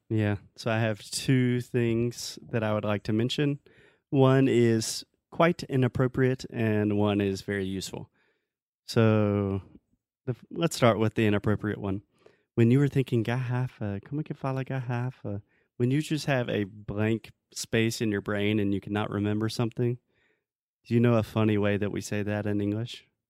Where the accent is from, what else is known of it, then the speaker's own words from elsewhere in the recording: South Carolina, United States; in South Carolina, my home state